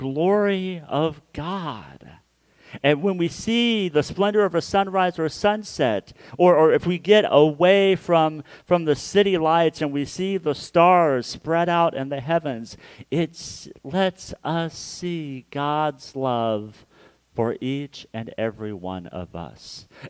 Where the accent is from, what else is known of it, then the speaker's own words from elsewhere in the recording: Hutchinson, Kansas, United States; moved away; my hometown of Hutchinson, Kansas